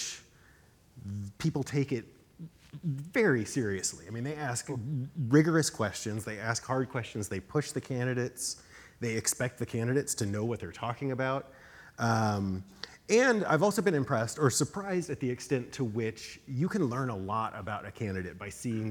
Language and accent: English; Texas, United States; now in New Hampshire, United States; I'm from Texas originally